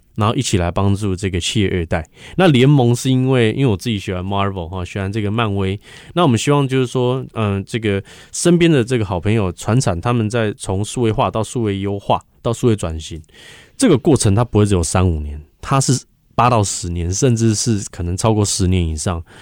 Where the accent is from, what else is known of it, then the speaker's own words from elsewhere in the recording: Hsinchu, Taiwan; 因为我是土生土长，哦，我也住在这个科学园区旁边而已，哦，所以这三十三年来都是跟竹科围绕着这个紧密的关系